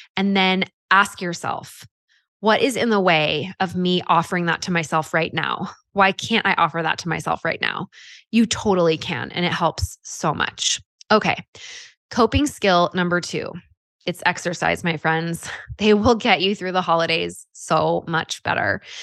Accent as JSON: {"language": "English", "region": "California", "country": "United States", "tie": "born or raised there", "moved": "yes", "lives_now": "Utah, United States", "said": "I grew up in California"}